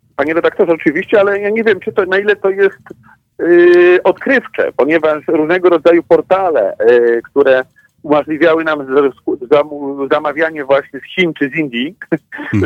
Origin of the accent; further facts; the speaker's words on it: Łódź, Łódź Voivodeship, Poland; ja pochodzę z Łodzi e, i tutaj mamy silnie rozwinięty sektor IT